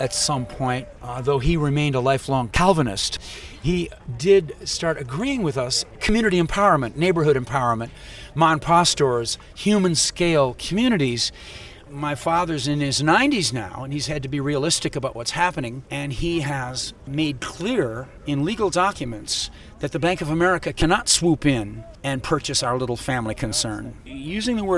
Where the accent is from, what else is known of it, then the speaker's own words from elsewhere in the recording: Wisconsin, United States; I'm from Wisconsin